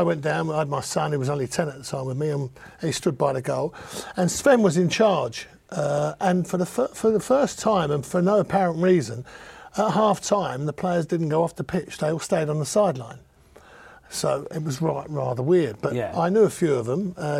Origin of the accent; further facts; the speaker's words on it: London, United Kingdom; I'm a Cockney builder.